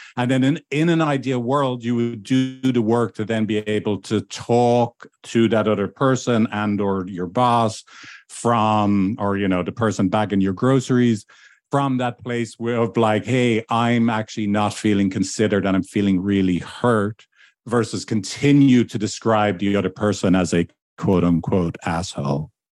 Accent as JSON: {"language": "English", "country": "Ireland", "moved": "yes", "said": "back in my home country of Ireland"}